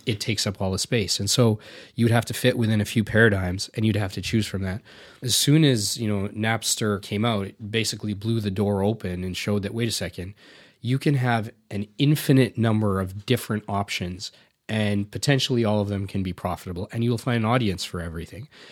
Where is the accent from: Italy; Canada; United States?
Canada; also born or lived in India; I grew up here